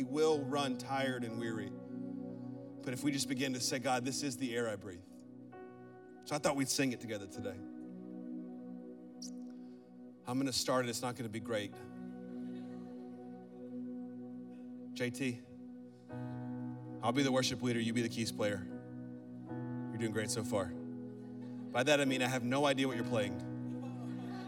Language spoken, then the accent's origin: English; Birmingham, Alabama, United States; I'm from Birmingham, Alabama